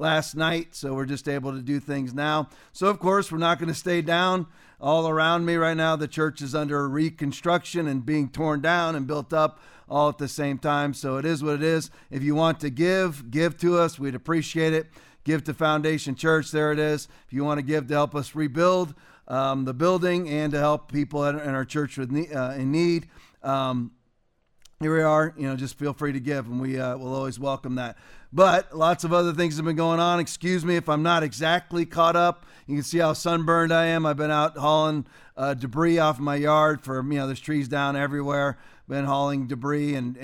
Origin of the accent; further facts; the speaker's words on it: Englewood, Florida, United States; Inglewood, Florida, which is basically my hometown, it's where I went to school, went to high school, went to middle school